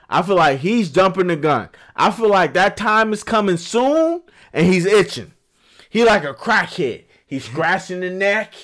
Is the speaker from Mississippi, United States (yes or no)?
no; Chicago, Illinois, United States; I'm from Chicago where we don't have